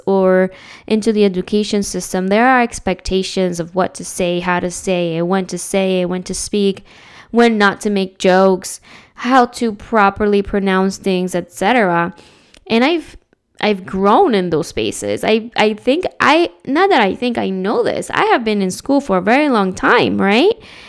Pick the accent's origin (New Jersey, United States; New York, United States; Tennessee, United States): New Jersey, United States; also born or lived in Dominican Republic; I was born in the Dominican Republic, was raised in New Jersey. What's up, Jersey? And then I moved out of Jersey and lived in another state.